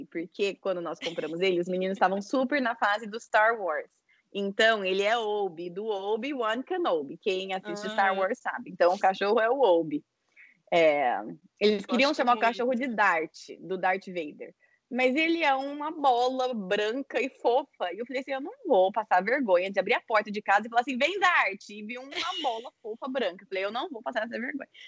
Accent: Londrina, Paraná, Brazil; Então eu cresci como filha de missionários no Brasil. Meu pai era pastor da igreja Comunidade Shalom, Londrina, Paraná. É, cresci, fui para escola brasileira, fiz faculdade na UEL, em Londrina

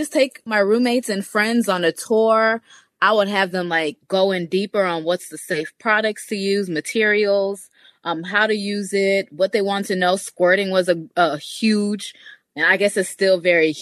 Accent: Jamaica; I'm Jamaican. I was born in Jamaica

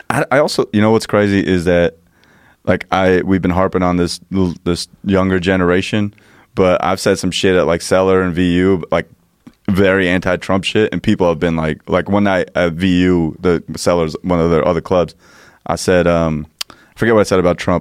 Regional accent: New Jersey, United States; I'm from Jersey

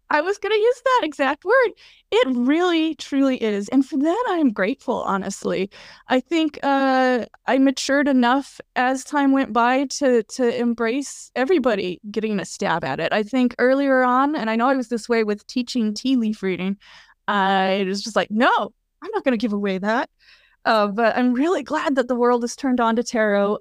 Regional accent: Colorado, United States; also born or lived in Kentucky; now in New Jersey, United States; I grew up in Colorado, beautiful place, um, slowly kind of gravitated eastward, uh, lived in Kentucky for a bit, and now I'm in New Jersey

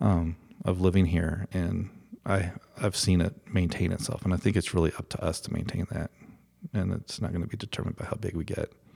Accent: Colorado, United States; also born or lived in Boulder / Fort Collins; this is my hometown

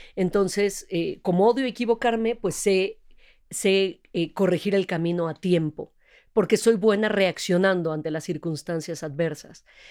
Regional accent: Mexico; Yo nací acá, de papás extranjeros, papá extranjero también, eh, pero soy, tengo doble nacionalidad, pero soy orgullosísimamente

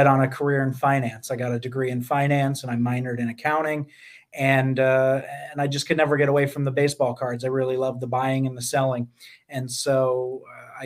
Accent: Poughkeepsie, New York, United States; I'm 13 years old, growing up in Poughkeepsie, New York

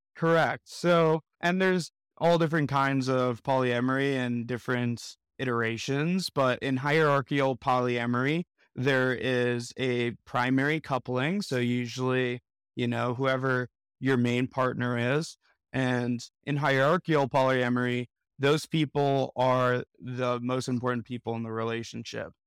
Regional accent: Miami, Florida, United States; now in Denver, United States; I'm from Miami, Florida originally, residing in Denver

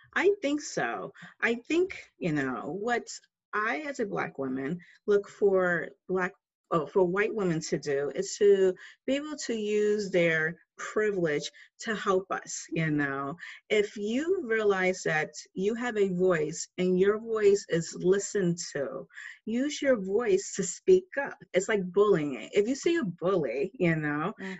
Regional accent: New York City, New York, United States; I'm originally from New York City

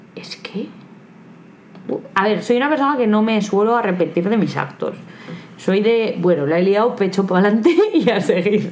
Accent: Aranda de Duero, Castile and León, Spain; en Aranda, de donde yo soy, Aranda de Duero

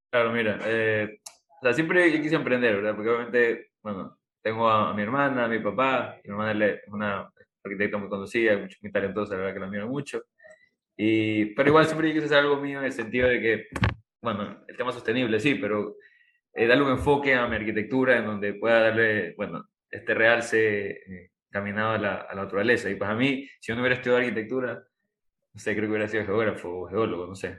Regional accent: Guayaquil, Guayas, Ecuador; now in Samborondón, Ecuador; como guayaquileños, como zamorondeños, que yo vivo acá

